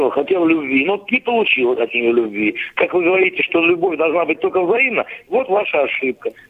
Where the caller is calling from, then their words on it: Moscow, Russia; Здравствуйте, добрый вечер. Я из Москвы.